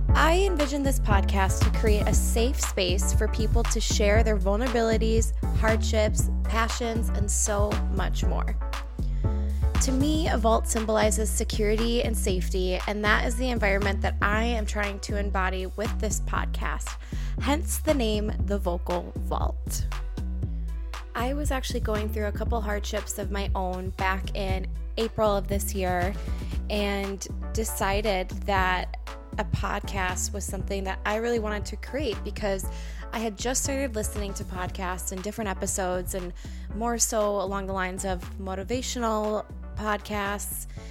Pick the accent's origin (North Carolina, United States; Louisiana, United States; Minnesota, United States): Minnesota, United States; Roseville; I was born and raised in Roseville, went to Roseville High School.